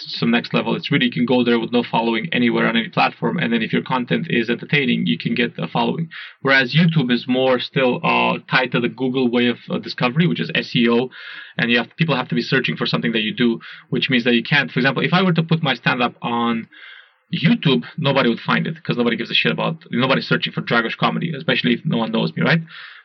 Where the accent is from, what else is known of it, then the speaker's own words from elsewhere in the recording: Romania; also born or lived in Singapore; now in Berlin, Germany; I'm from Romania